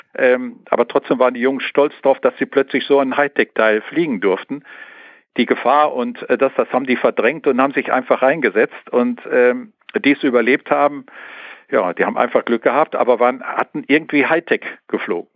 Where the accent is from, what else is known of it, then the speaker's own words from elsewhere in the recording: Sauerland, North Rhine-Westphalia, Germany; ich bin ja ein Sauerländer, ja. hier unten in Nordrhein-Westfalen